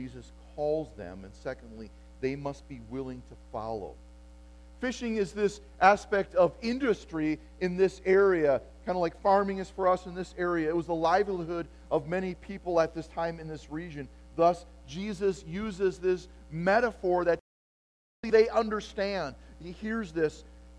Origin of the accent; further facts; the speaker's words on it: Appleton, Wisconsin, United States; yeah, for me, I grew up in Appleton, Wisconsin, and getting close to graduation, when I graduated in 1988 from high school, the question was, what factory will you work in, or what branch of military will you serve in?